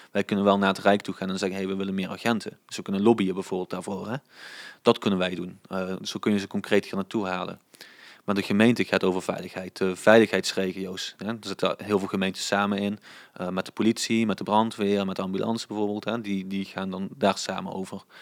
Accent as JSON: {"language": "Dutch", "area": "Swalmen", "region": "Limburg", "country": "Netherlands"}